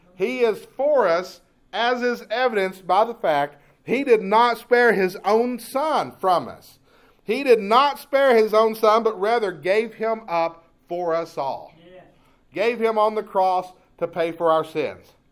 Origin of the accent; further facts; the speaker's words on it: Jacksonville, Texas, United States; I grew up in Jacksonville, Texas